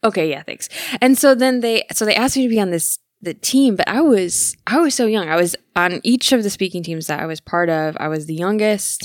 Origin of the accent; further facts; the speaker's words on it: Michigan, United States; I'm from Michigan